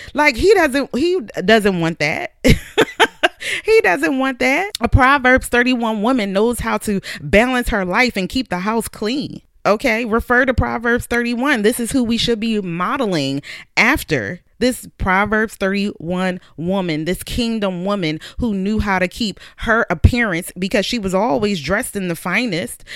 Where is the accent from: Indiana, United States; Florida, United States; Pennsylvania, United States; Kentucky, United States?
Pennsylvania, United States; Philadelphia; I grew up in Southwest Philadelphia